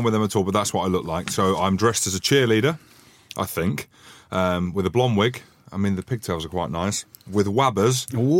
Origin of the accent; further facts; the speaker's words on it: Scotland, United Kingdom; being the Scotsman that I am